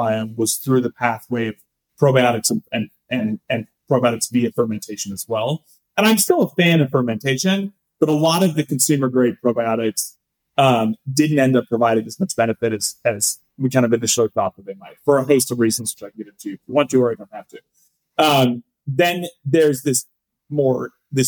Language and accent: English; Northern California, United States; also born or lived in San Francisco; I was born in San Francisco. I grew up in Northern California